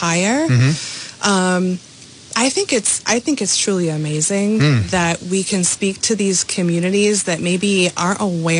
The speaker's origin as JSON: {"language": "English", "town": "North Providence", "region": "Rhode Island", "country": "United States", "tie": "born or raised there", "said": "I grew up in North Providence"}